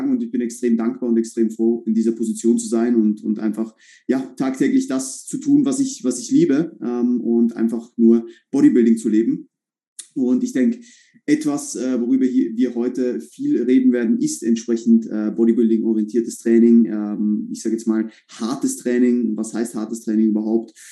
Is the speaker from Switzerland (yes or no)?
yes; Switzerland; now in Vienna, Austria; bin ursprünglich Schweizer, ja, so wie Samuel auch, ähm, wohne aber seit eineinhalb Jahren in Wien bin hierher gezogen